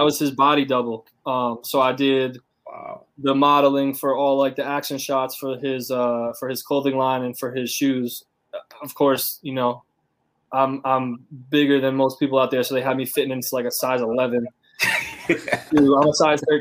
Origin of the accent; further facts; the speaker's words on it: United States; moved away as an adult; now in China; we're both American from the same place